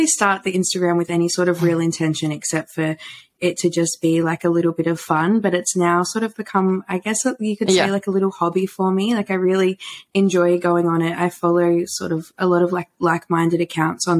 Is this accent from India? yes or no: no; Warragul, Victoria, Australia; moved away as an adult; also born or lived in Melbourne, Australia; now in Brisbane, Australia; born and bred in Warrigal, where I lived for most of my life.